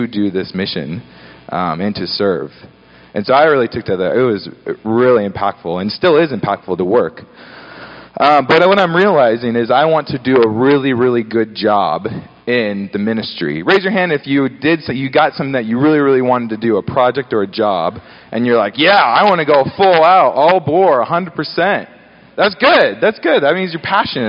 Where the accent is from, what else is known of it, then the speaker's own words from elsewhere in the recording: Gig Harbor, Washington, United States; also born or lived in Seattle; I grew up in Gig Harbor, Washington.